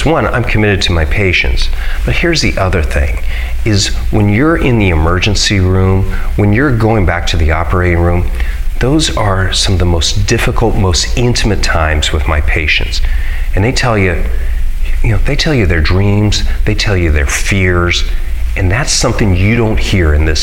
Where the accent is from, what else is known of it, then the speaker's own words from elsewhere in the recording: Hays, Kansas, United States; I grew up in Hayes, and I went to John F. Kennedy Middle School and Thomas More Prep for high school